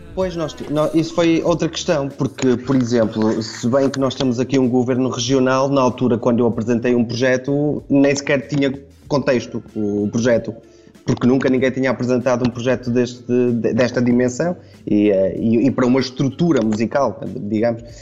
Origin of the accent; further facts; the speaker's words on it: Trás-os-Montes, Portugal; also born or lived in Porto; now in Azores, Portugal; Eu sou transmontano